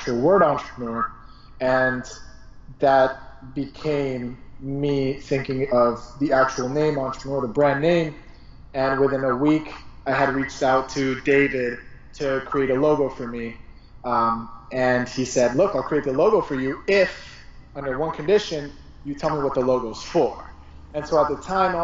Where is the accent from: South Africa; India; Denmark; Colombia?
Colombia; moved away; my home country, Colombia